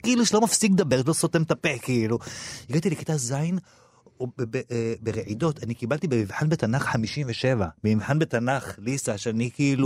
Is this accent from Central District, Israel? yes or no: yes; Petah Tikva, Central District, Israel; now in Tel Aviv, Israel; אני גדלתי בשעריה, שזו שכונה של תימנים בפאתי פתח תקווה